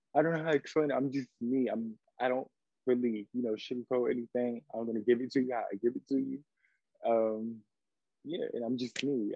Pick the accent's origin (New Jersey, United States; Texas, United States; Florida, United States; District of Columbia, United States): District of Columbia, United States; Washington; now in Atlanta, United States; I'm from Washington, D.C., but I currently reside in Atlanta, Georgia.